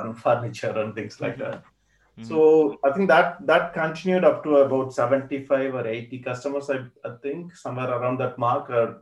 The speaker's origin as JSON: {"language": "English", "town": "Coimbatore", "region": "Tamil Nadu", "country": "India", "tie": "born or raised there", "moved": "as an adult", "lives_now": "London, United Kingdom", "said": "my hometown in mm-hmm. Coimbatore"}